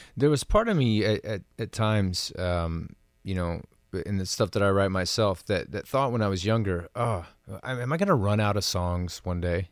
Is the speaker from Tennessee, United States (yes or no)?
yes; Tennessee, United States; growing up in Tennessee